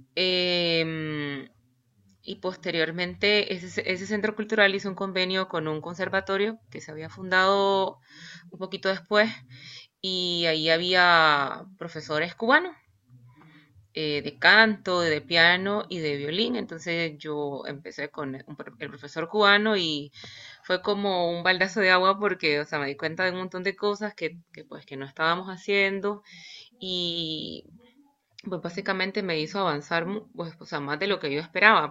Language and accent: Spanish; Managua, Nicaragua; yo soy de Nicaragua eh, y soy de Managua. Estudié en Managua